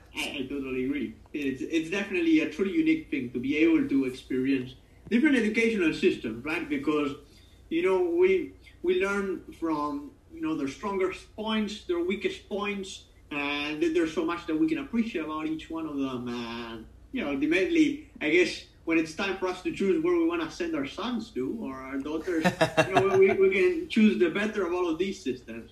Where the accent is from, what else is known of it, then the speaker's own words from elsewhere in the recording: Argentina; moved away; we had a lot of British influence back home